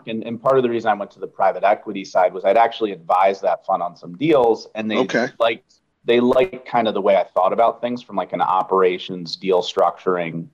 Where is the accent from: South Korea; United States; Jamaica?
United States; about an hour outside of Philadelphia, Pennsylvania; moved away as an adult; also born or lived in New York; I'm from Pennsylvania, from an area that used to be semi-rural and then has gotten sort of suburbanified. But I grew up about an hour outside of Philly